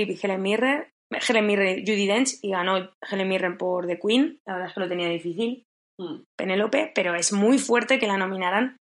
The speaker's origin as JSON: {"language": "Spanish", "region": "Castilla-La Mancha", "country": "Spain", "tie": "born or raised there", "accent": "manchego", "said": "hablamos como manchegas"}